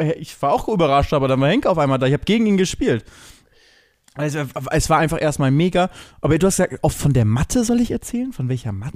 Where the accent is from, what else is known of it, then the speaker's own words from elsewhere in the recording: Germany; bei uns in Deutschland